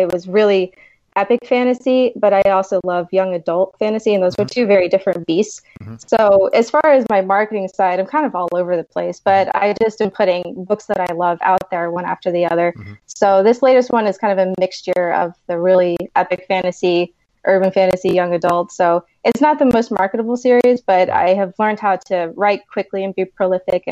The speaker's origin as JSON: {"language": "English", "town": "Key West", "region": "Florida", "country": "United States", "tie": "born or raised there", "said": "I grew up on an island. I'm from Key West, Florida."}